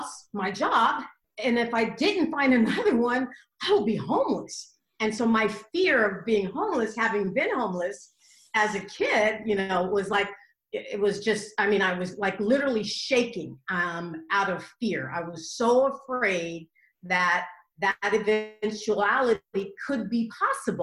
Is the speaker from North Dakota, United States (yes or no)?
no; Los Angeles, California, United States; also born or lived in Inglewood, California; I grew up in South Central